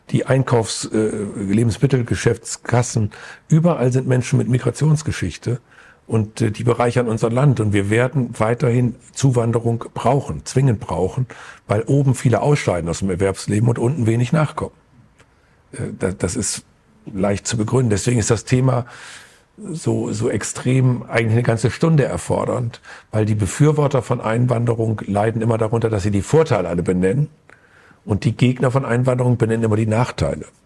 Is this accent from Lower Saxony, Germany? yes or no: yes; Burgwedel, Lower Saxony, Germany; In meine Heimatgemeinde Burgwedel ist eine Familie gekommen aus Afghanistan.